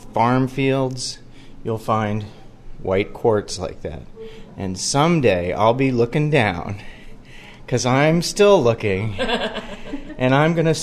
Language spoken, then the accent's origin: English; Gaithersburg, Maryland, United States; I grew up in the Gaithersburg area.